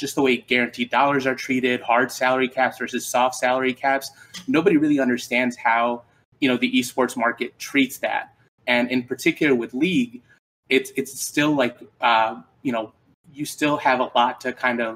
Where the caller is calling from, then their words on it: Chicago, Illinois, United States; I'm calling from Chicago, Illinois